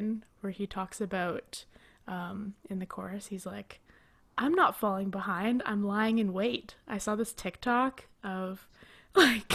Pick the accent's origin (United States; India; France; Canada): Canada; as a Canadian